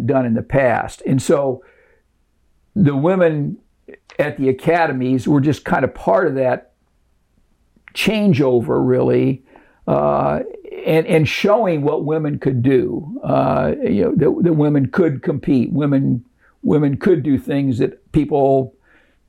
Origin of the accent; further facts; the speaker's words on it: Ohio, United States; I grew up in Ohio